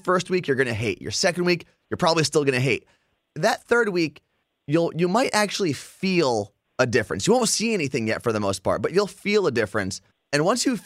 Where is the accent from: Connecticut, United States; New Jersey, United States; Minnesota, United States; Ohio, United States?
New Jersey, United States; we're both from Jersey